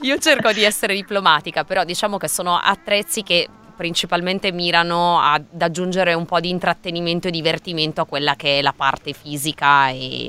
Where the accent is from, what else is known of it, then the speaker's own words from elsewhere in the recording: Milan, Lombardy, Italy; sono di Milano